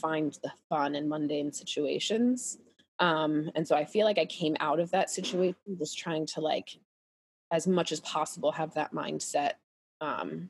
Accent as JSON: {"language": "English", "region": "Pennsylvania", "country": "United States", "tie": "born or raised there", "said": "where I grew up in Pennsylvania"}